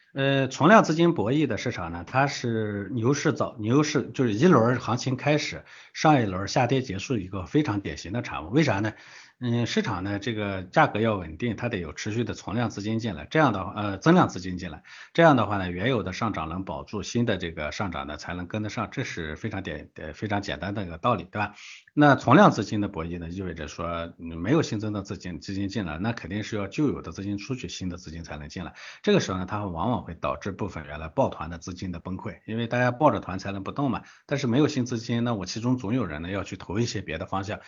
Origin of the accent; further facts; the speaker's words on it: Gansu, China; 我的老家，对吧？这个中国最穷的省之一的这个甘肃